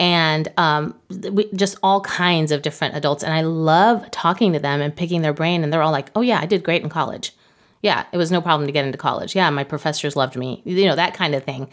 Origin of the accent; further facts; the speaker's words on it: Mexico City, Mexico; moved away as an adult; now in United States; I'm from Mexico City. I didn't go to high school in the United States